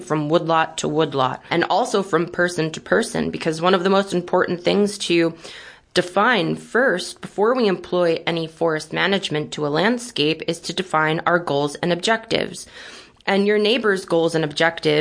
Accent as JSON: {"language": "English", "town": "Brooklyn", "region": "New York", "country": "United States", "also_born_or_lived": "Syracuse, New York", "said": "I'm originally from Brooklyn, New York, which is where my family grew up"}